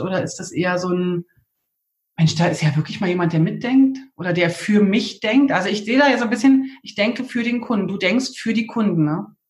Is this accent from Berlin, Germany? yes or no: yes; Berlin, Germany; accent: Berlin; ich gebe mir so große Mühe mit Hochdeutsch, aber wie, wie das so ist als Berlinerin.